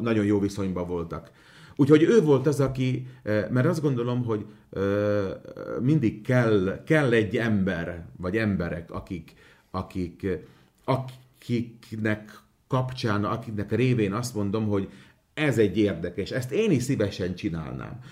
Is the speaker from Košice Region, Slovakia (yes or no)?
no; Komárno, Nitra Region, Slovakia; first language Hungarian; Én Komáromból származok, és Komáromban az akkori plébános Matuska Pálkalnok úr volt, az én gyerekkoromban